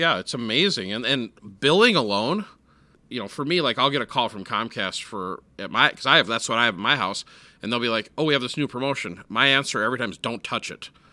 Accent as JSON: {"language": "English", "town": "Minneapolis", "region": "Minnesota", "country": "United States", "tie": "born or raised there", "said": "I grew up in Minneapolis"}